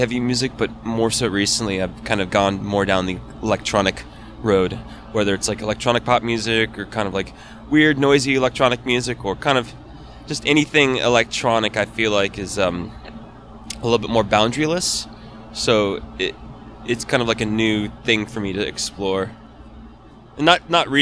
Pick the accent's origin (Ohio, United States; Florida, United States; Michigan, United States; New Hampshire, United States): Florida, United States; Fort Lauderdale; moved away as an adult; now in California, United States; I'm originally from Fort Lauderdale, Florida